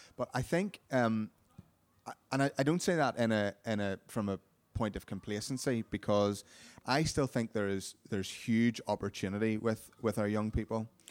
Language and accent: English; Carrickfergus, Northern Ireland, United Kingdom; my hometown, uh, Carrick Fergus